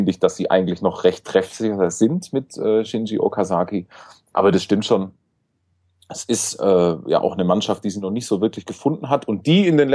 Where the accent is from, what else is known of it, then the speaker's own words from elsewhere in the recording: Stuttgart, Baden-Württemberg, Germany; kann ich als Stuttgart als Stuttgarter, ich komme ja daher